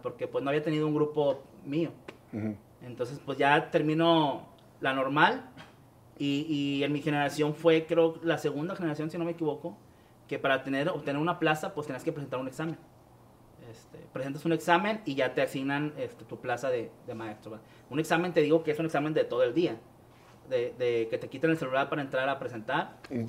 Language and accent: Spanish; Guadalupe, Nuevo León, Mexico; soy aquí de Monterrey